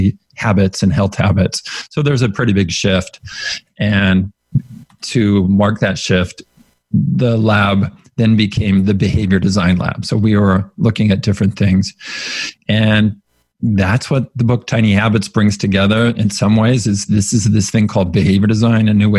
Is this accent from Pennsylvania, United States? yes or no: no; California, United States; I grew up in the Mormon tradition in California